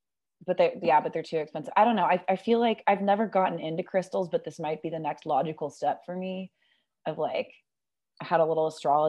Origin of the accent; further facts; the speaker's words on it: California, United States; I grew up in California